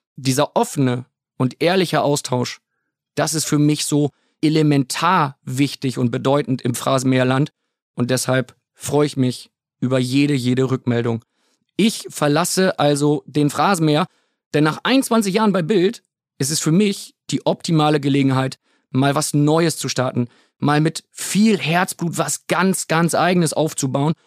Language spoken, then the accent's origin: German; Bremen, Germany; ich komme gebürtig aus der Bremer Ecke